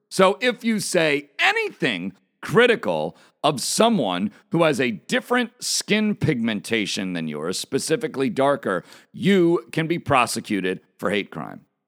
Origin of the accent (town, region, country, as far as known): United States